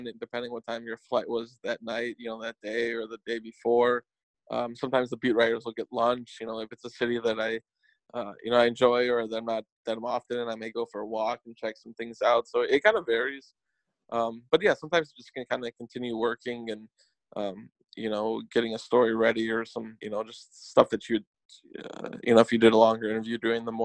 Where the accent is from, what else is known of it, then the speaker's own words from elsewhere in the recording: Chicago, Illinois, United States; growing up in Chicago, it was really big in the Chicago high school basketball